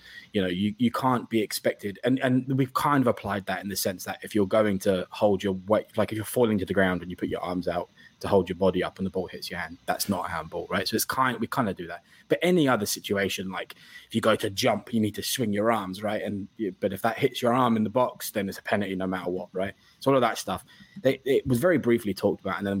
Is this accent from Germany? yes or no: no; England, United Kingdom; being English